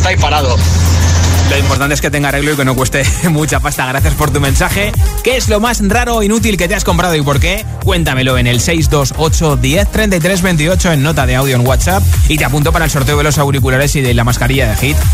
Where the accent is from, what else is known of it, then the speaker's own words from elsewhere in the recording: Madrid, Community of Madrid, Spain; yo soy de Madrid